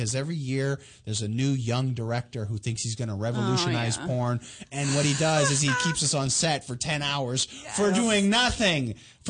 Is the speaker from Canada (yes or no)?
yes; Toronto, Ontario, Canada; Toronto, my hometown